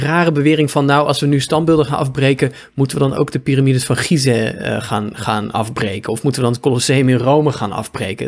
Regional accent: Apeldoorn, Gelderland, Netherlands; de gemeente waar ik ben opgegroeid, Apeldoorn

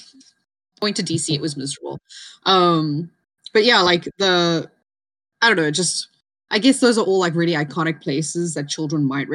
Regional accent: South Africa; as a South African, I do kind of want to apologize

